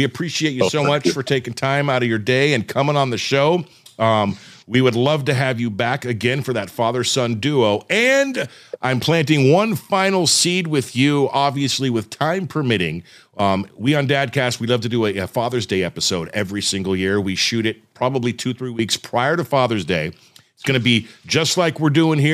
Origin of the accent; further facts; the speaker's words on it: Southern California, United States; I grew up in Southern California.